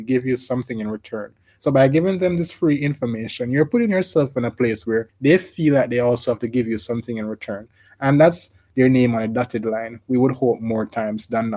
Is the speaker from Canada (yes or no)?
no; Jamaica; I'm from Jamaica. We say thieves and robbers